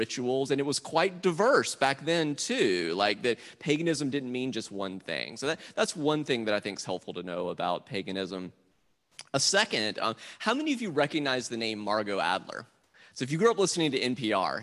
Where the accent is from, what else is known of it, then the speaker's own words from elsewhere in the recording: South Carolina, United States; moved away; I grew up Southern Baptist in South Carolina